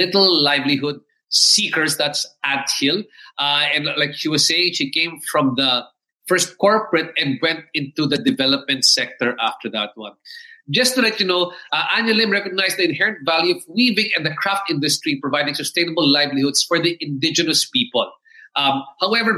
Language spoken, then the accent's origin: English; Philippines; I've also been Filipino Chinese